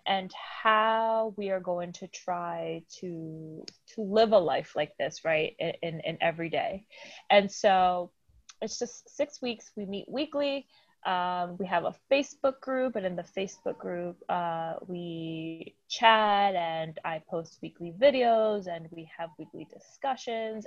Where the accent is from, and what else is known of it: Dominican Republic; born or raised there; now in United States